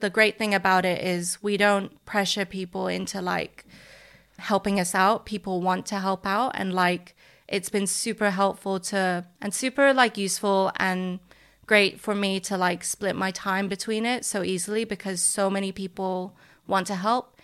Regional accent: Hong Kong; now in London, United Kingdom; I'm from Hong Kong.

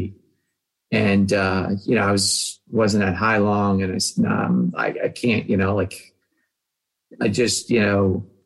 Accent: New Jersey, United States; also born or lived in Philadelphia; I grew up in New Jersey, went to school in Philadelphia

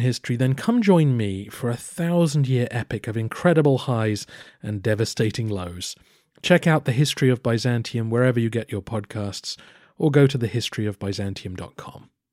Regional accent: England, United Kingdom; I am also an Englishman.

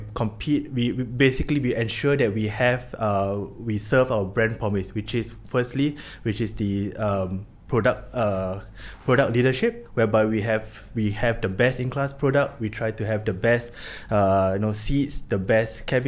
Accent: Singapore; moved away as an adult; also born or lived in Chennai, India; now in Copenhagen, Denmark; I'm from Singapore

